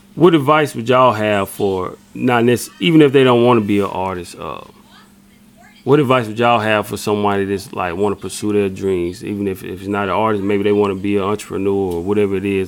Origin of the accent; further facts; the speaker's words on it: South Carolina, United States; we're from South Carolina